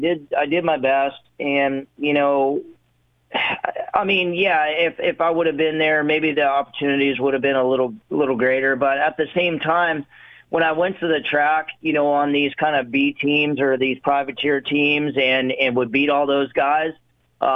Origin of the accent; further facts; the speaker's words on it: Ohio, United States; growing up in Ohio